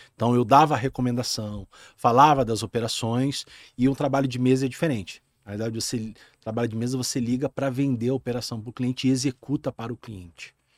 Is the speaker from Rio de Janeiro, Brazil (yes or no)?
yes; Rio de Janeiro, Brazil; moved away as an adult; now in Rio Grande do Sul, Brazil; eu sou carioca, nascido no, na cidade do Rio de Janeiro